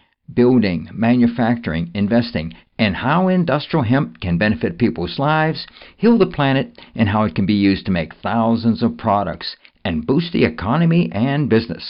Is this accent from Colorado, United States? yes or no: no; Pittsburgh, Pennsylvania, United States; I grew up in western Pennsylvania in the Pittsburgh area.